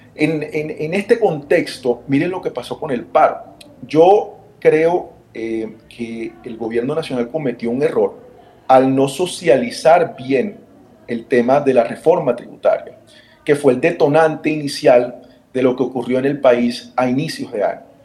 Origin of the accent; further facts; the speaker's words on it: Barranquilla, Atlántico, Colombia; accent: Colombian Caribbean; Yo vengo de una ciudad, quizá no lo han notado por mi acento, en el Caribe colombiano